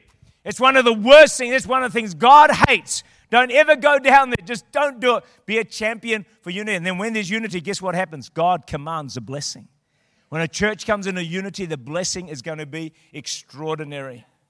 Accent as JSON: {"language": "English", "country": "New Zealand", "said": "I'm from New Zealand."}